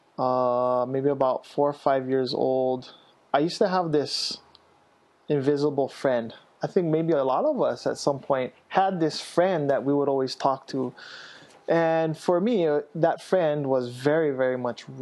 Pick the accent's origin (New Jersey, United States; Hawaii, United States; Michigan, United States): Hawaii, United States; Kailua; also born or lived in Waimanalo; I grew up in Kailua and Waimanalo